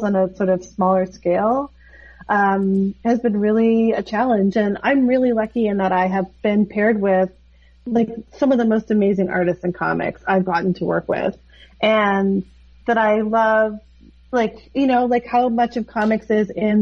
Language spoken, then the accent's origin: English; Toronto, Ontario, Canada; growing up in Toronto as an artist